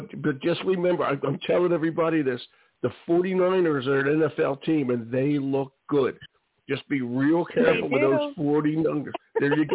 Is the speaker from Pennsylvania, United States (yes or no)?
yes; Philadelphia, Pennsylvania, United States; I was born at 52nd and Girard